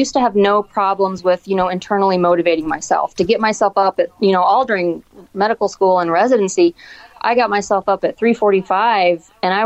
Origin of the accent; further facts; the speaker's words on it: Hannibal, Missouri, United States; moved away as an adult; also born or lived in St. Louis, Missouri / O'Fallon, Missouri; now in Iowa, United States; I'm from Hannibal.